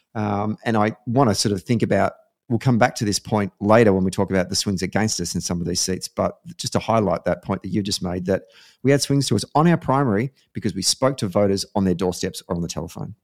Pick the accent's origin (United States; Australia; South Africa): Australia; Victoria; my home state, the great state of Victoria